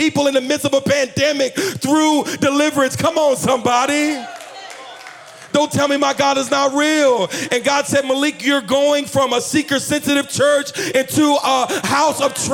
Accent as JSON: {"language": "English", "region": "New Jersey", "country": "United States", "moved": "yes", "lives_now": "Virginia, United States", "said": "I'm from New Jersey. I just live in Virginia"}